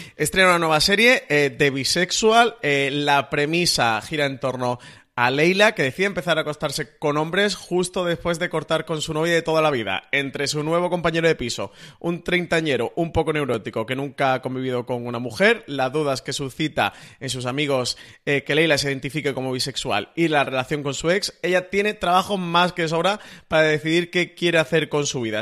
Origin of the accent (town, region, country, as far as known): Spain